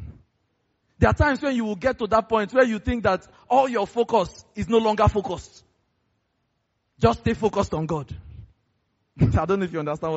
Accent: Lagos, Nigeria; I grew up in Festac

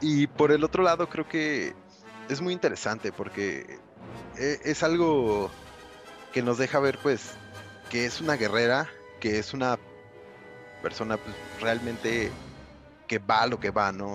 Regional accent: Cuautitlán Izcalli, State of Mexico, Mexico; De Coatlán, Iscali para el mundo.

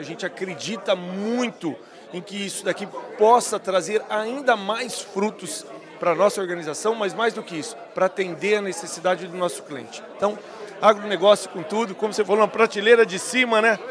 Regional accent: Ribeirão Preto, São Paulo, Brazil; nasci numa região praticamente agro, que foi na região de Ribeirão Preto

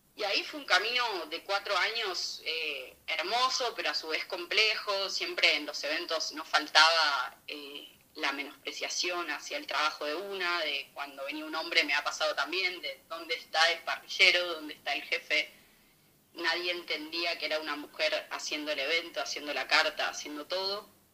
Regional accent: Buenos Aires, Argentina; moved away as an adult; also born or lived in Villa Constitución, Santa Fe / Italy; now in Madrid, Spain; nací en Buenos Aires en el 96

